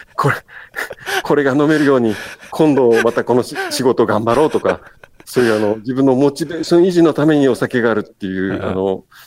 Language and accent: Japanese; Kagoshima, Japan; now in Kochi, Japan; もともと焼酎文化の鹿児島県で生まれ育って